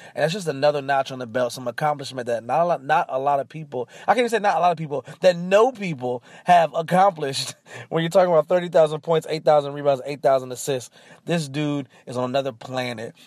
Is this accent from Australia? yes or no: no; Oakland, California, United States; I'm from Oakland, so I, I do rep the Golden State Warriors